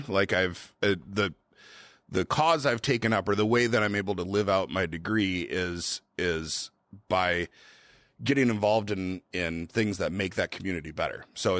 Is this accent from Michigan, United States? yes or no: no; Twin Cities, Minnesota, United States; also born or lived in Vermilion / Sioux Falls / St. Louis; now in Aberdeen, United States; I'm from the Twin Cities, moved to Vermilion, moved to Sioux Falls, moved to St. Louis, and yeah, now we're in Aberdeen.